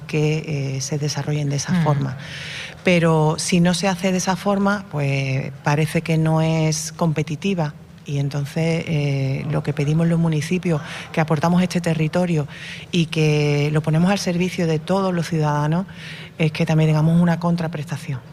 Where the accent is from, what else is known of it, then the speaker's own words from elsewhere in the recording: Aznalcázar, Andalusia, Spain; yo soy de Analcázar, soy alcaldesa de Analcázar